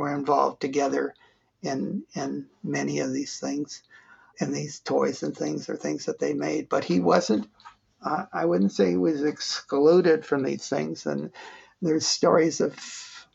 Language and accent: English; United States; they wanted us to grow up as an American family and adapt quickly and easily